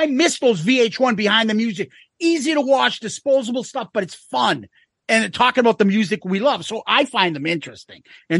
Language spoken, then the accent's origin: English; Boston, Massachusetts, United States; accent: Boston